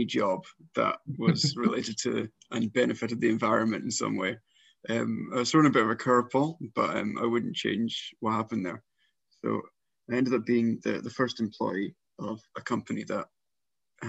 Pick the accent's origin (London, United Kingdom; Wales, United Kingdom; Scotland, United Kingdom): Scotland, United Kingdom; South Lanarkshire; I grew up in South Lanarkshire